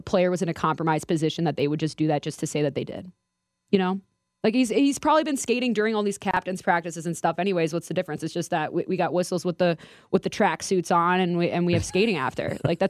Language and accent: English; Minnesota, United States; accent: East Coast; moved away as an adult; also born or lived in Manchester, New Hampshire; I'm actually from Minnesota originally